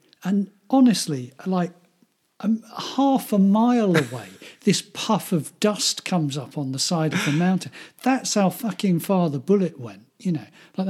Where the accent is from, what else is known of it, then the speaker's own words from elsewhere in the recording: England, United Kingdom; I'm from England.